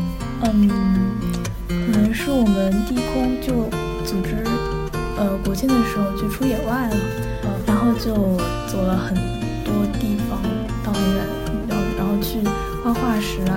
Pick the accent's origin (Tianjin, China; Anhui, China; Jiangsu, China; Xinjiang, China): Jiangsu, China; Wuxi; now in Beijing, China; 呃，我是江苏无锡的。